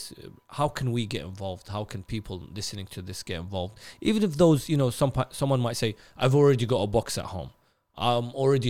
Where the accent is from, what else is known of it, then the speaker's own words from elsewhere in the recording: Najaf, Najaf Governorate, Iraq; of course I'm from Najaf, so I'll go back home.